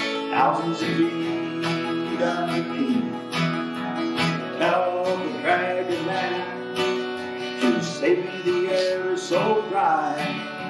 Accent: Springhill, Nova Scotia, Canada; I grew up in Spring, Nova Scotia

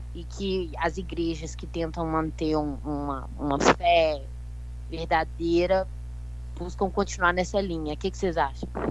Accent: Belo Horizonte, Minas Gerais, Brazil; Eu sou de BH, Belo Horizonte.

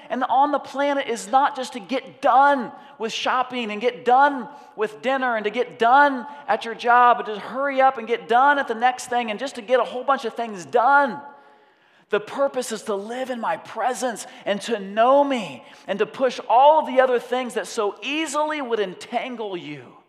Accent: United States; I'm a Westerner, I'm an American

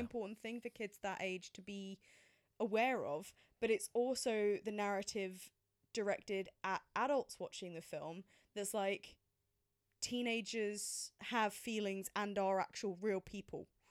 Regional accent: England, United Kingdom; as a British person

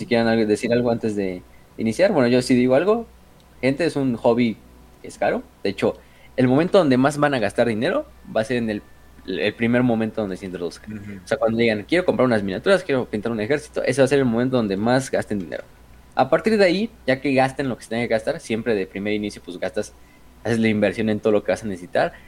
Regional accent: Mexico; somos mexicanos

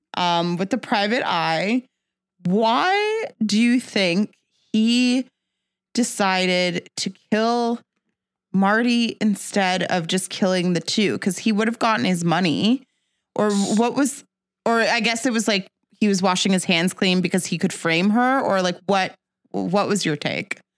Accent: Jamaica; I'm Jamaican

